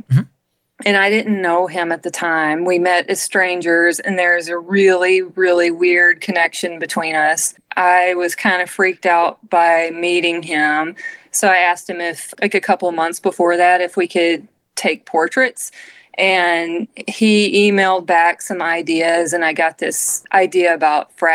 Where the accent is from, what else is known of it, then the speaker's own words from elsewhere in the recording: Arkansas, United States; the people I grew up around in Arkansas